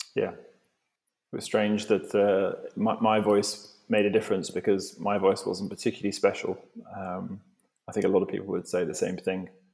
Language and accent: English; Devon, South West England, United Kingdom; I grew up in in Devon